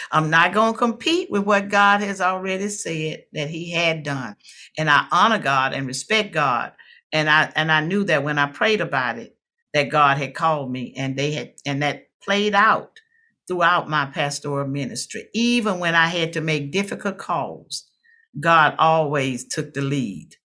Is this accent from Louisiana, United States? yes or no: yes; Watson, Louisiana, United States; I'm from Watson, Louisiana, a little rural community in Louisiana.